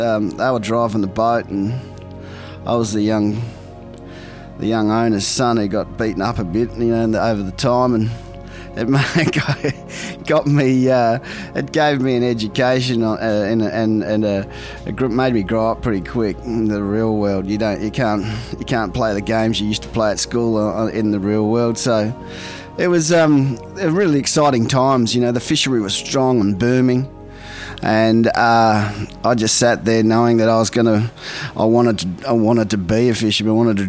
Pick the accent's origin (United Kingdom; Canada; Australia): Australia; Port Lincoln, South Australia; also born or lived in Ballina; I grew up in Port Lincoln, South Australia. I was born in Ballina.